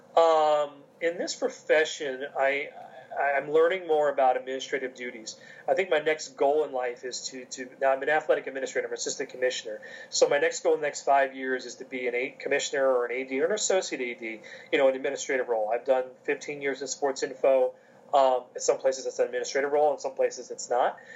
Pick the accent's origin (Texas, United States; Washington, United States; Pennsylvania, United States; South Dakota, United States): Pennsylvania, United States; King of Prussia; I'm from King of Prussia